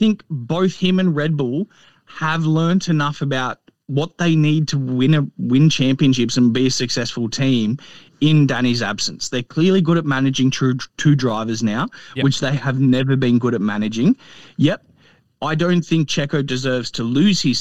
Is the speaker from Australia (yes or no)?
yes; Australia